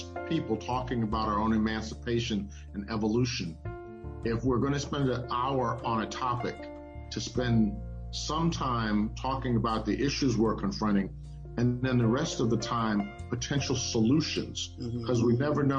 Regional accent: Omaha, Nebraska, United States; I grew up in Omaha, Nebraska

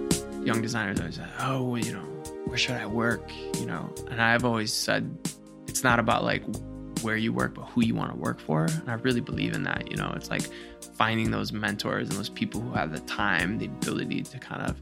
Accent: Cleveland, Ohio, United States; I come from Cleveland, Ohio, which is blue collar town and a lot of toxic masculinity and all that I was a part

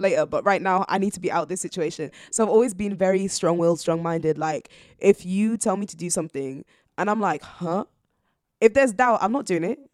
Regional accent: York, Yorkshire and the Humber, United Kingdom; also born or lived in Zambia; I grew up in York ever since then

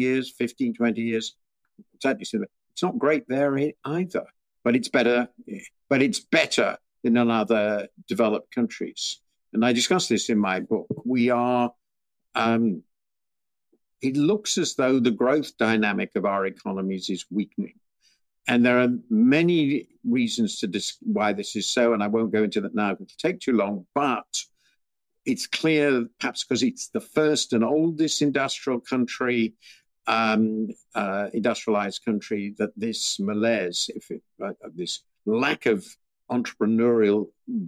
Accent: United Kingdom; I'm British

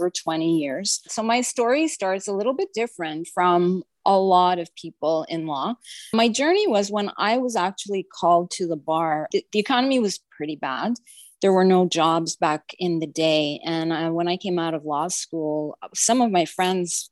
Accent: Montreal, Quebec, Canada; moved away as an adult; also born or lived in Ottawa, Canada; now in Toronto, Canada; I'm from Montreal originally

